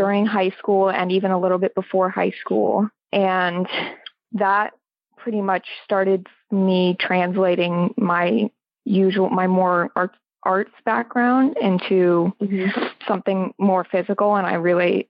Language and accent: English; Atlanta, Georgia, United States; I grew up actually in Atlanta.